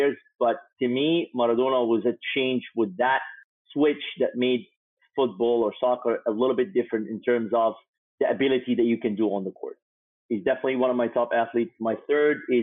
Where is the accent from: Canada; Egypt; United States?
Egypt; growing up in Egypt